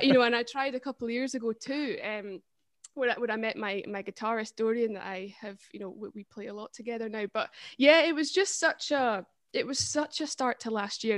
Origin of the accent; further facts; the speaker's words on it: Perthshire, Scotland, United Kingdom; I'm from Perthshire